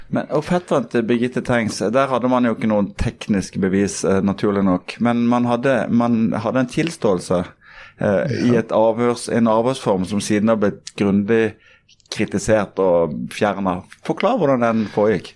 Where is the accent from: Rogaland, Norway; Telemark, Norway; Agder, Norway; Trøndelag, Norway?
Agder, Norway; Kristiansand; vi er jo begge fra Kristiansand